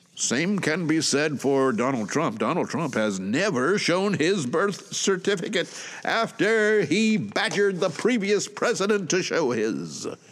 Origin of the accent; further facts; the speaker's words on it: Atlanta, Georgia, United States; moved away as an adult; now in Shizuoka, Japan; originally, I am from Atlanta, Georgia, U S